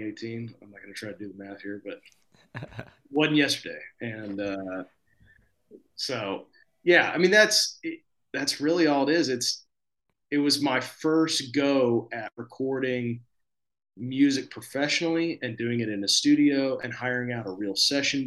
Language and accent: English; Fort Smith, Arkansas, United States; now in Nashville, United States; Fort Smith, my hometown.